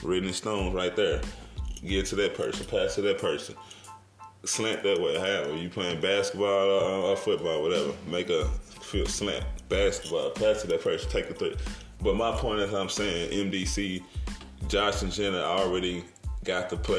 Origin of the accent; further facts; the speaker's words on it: Brooklyn, Illinois, United States; also born or lived in East St. Louis, Illinois / Granite City, Illinois / Indiana; I grew up in Brooklyn, Illinois, East St. Louis, Granite City, the Indiana, the Midwest area